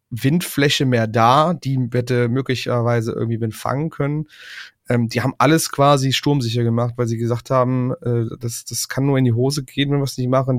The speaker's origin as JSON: {"language": "German", "area": "Aachen area", "region": "North Rhine-Westphalia", "country": "Germany", "tie": "born or raised there", "said": "in meinem Heimatdorf"}